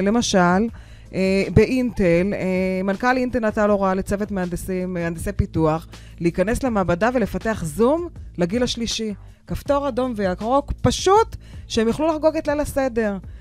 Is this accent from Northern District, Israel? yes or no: yes; Acre, Northern District, Israel; now in Haifa, Israel; ואני גדלתי בעכו